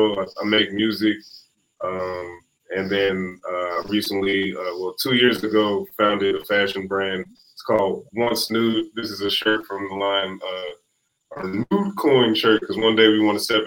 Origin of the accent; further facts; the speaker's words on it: Cincinnati, Ohio, United States; moved away as an adult; also born or lived in San Francisco, California; now in Georgia, United States; I'm from Cincinnati, Ohio.